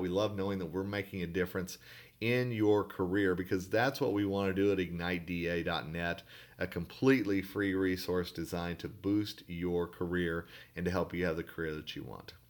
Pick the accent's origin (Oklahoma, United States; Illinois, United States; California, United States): Oklahoma, United States; Tulsa; where I grew up in Tulsa, Oklahoma